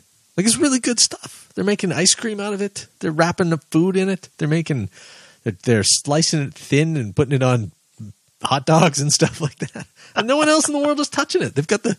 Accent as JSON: {"language": "English", "country": "Canada", "said": "As a Canadian, a Calgary institution."}